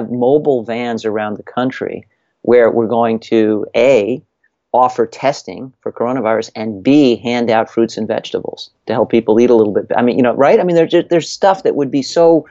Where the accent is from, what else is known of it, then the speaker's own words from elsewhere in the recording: Connecticut, United States; my home state of Connecticut